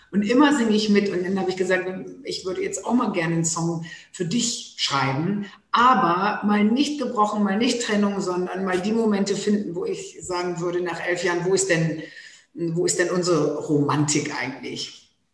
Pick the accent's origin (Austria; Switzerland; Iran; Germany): Germany; Low German-speaking northern Germany; accent: Plattdeutsch; first language Low German; German is a second language; ich selber so plattdeutsch aufgewachsen bin